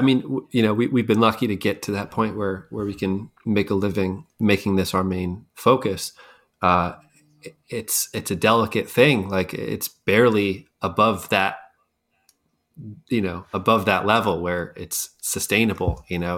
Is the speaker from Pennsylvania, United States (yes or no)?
yes; Scranton, Pennsylvania, United States; I grew up in Scranton